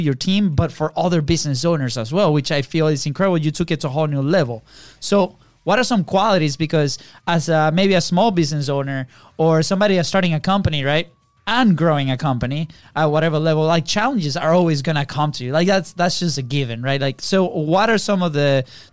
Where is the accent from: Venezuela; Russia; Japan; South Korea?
Venezuela; now in United States; we're originally from Venezuela.